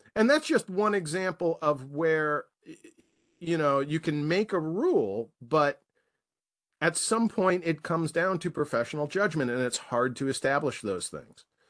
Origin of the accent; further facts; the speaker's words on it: United States; as an American citizen